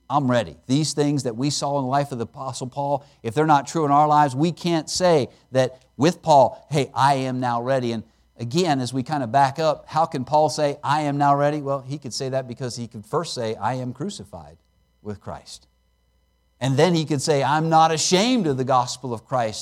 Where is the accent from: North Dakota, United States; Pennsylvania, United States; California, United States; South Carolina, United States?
Pennsylvania, United States; I grew up in Pennsylvania, and I grew up out in the country